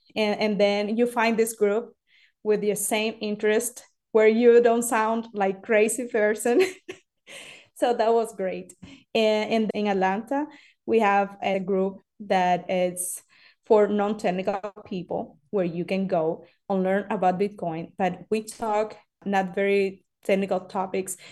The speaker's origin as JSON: {"language": "English", "country": "Cuba", "second_language": "English", "moved": "yes", "said": "I am from Cuba"}